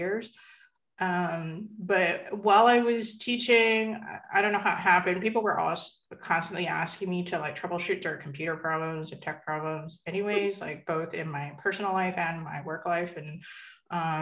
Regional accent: Canada; I am born and raised Canadian and very much identify as a Chinese Canadian

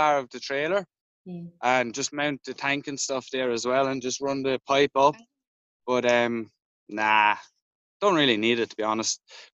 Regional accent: Ireland; moved away as an adult; also born or lived in Esperance, Australia / Melbourne, Australia; now in Australia; we'd done a lot of camping back home in Ireland

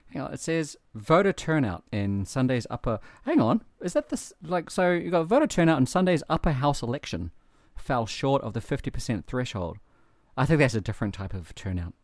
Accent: New Zealand; moved away; I'm from New Zealand

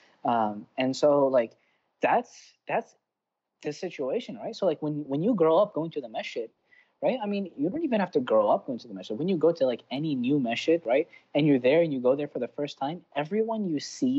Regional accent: Baltimore, Maryland, United States; I was born and raised in Baltimore

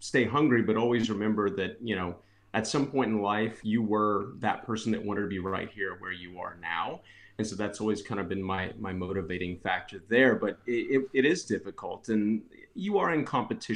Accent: Texas, United States; I was born and raised in Texas

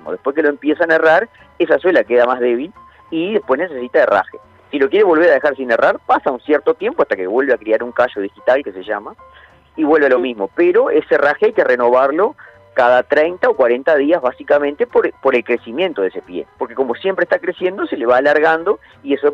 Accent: Santa Clara de Olimar, Treinta y Tres, Uruguay; Yo soy de Santa Clara de Olimar, de 33, y había dos herrerías en, mi pueblo, y que hoy están abandonadas

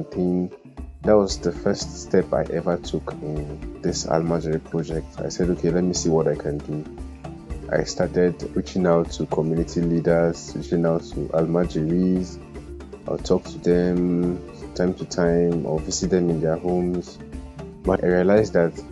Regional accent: Kaduna State, Nigeria; also born or lived in Kogi State; now in Jos, Nigeria; I'm from Kogi State, but I grew up in Kaduna and I'm currently living

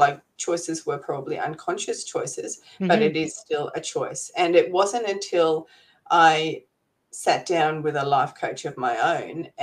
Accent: Canberra, Australian Capital Territory, Australia; now in Gold Coast, Australia; I'm originally from Canberra, which is sort of the capital city here in Australia

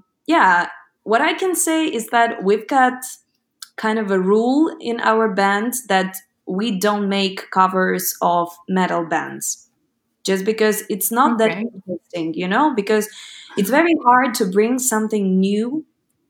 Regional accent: Ukraine; first language Ukrainian; English is a second language

